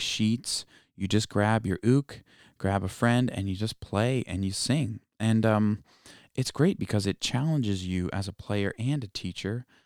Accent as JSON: {"language": "English", "region": "East Coast", "country": "United States", "said": "I'm from the East Coast. I'm not actually from Hawaii"}